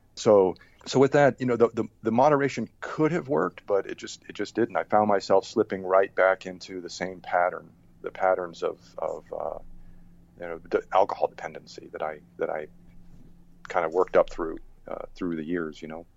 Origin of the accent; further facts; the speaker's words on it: Rhode Island, United States; moved away as an adult; also born or lived in Germany / Boston / upstate New York; I grew up in Rhode Island